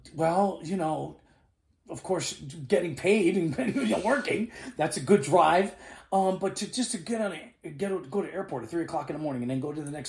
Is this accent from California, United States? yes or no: no; New York City, New York, United States; moved away as an adult; now in Miami, United States; I'm born and raised in New York City. So, a New Yorker, just like my father too